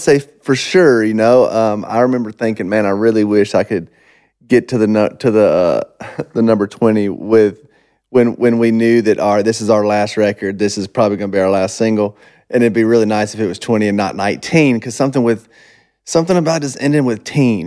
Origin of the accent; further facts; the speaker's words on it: Monroe, Georgia, United States; moved away; when I was growing up in Monroe, it was super small little farm town